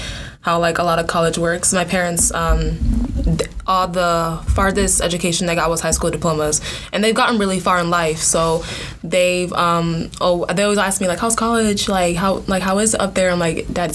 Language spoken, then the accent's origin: English; Fort Myers, Florida, United States; moved away as an adult; now in Orlando, United States; I'm from Fort Myers, Florida